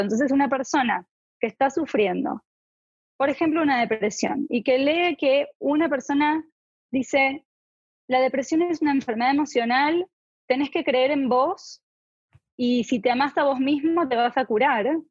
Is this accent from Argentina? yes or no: yes; Argentina; moved away; Yo soy de Argentina